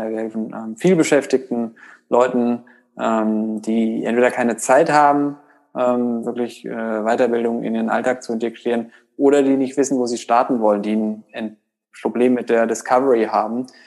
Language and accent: German; Hesse, Germany; also born or lived in Bonn; now in Berlin, Germany; Ich komme ursprünglich aus Hessen, bin über äh, Umwege in Bonn äh, nach Berlin gekommen, um Blinkist zu gründen.